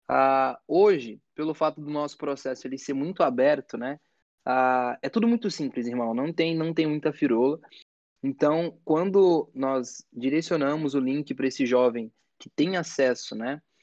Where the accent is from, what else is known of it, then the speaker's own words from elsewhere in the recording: São Paulo, Brazil; eu fui criado aqui em São Paulo, numa periferia